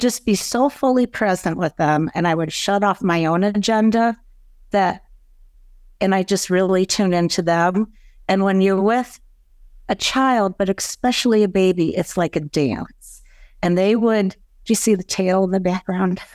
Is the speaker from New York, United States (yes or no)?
no; East Lansing, Michigan, United States; moved away as an adult; also born or lived in Ann Arbor, Michigan; now in Chicago, United States; I was born in East Lansing, Michigan in nineteen sixty